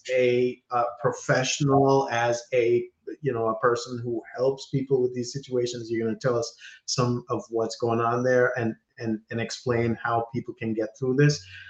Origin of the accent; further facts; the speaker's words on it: Jamaica; moved away; I'm Jamaican